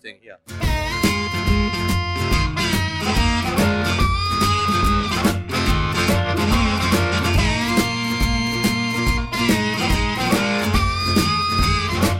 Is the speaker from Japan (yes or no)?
yes; Kuwana, Mie, Japan; English is a second language; moved away as an adult; also born or lived in Auckland, New Zealand; now in Melbourne, Australia; I'm originally come from Japan